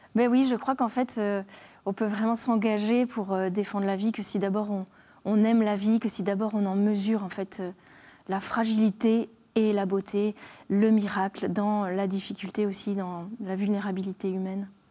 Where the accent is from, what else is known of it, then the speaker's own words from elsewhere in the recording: Alsace, Grand Est, France; je suis alsacienne